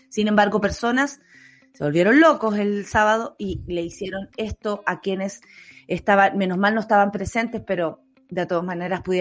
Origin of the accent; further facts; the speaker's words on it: Venezuela; venezolanos como yo, venezolanos como tú, no, no hay distinción.